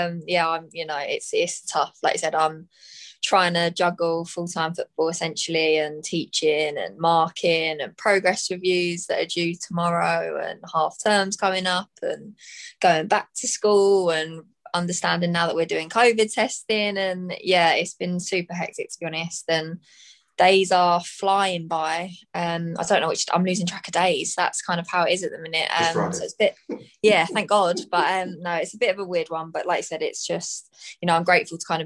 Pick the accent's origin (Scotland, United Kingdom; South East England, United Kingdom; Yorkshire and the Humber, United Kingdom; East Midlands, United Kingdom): South East England, United Kingdom; Brighton; also born or lived in Hertfordshire / Germany; now in London, United Kingdom; I moved back to kind of my hometown, could live at home again